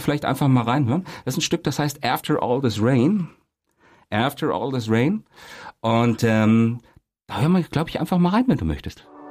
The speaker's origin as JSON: {"language": "German", "town": "Kassel", "region": "Hesse", "country": "Germany", "tie": "born or raised there", "said": "dann nach Kassel, da kam ich dann zur Welt im Jahre ja. 72"}